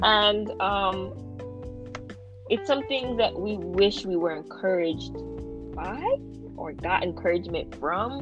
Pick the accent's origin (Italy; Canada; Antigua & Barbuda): Canada; Ontario; I'm also 17, and I'm from Ontario, Canada